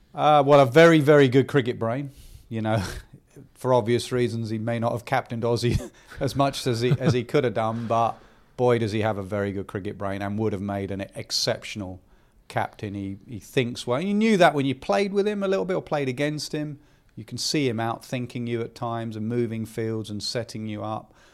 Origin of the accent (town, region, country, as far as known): England, United Kingdom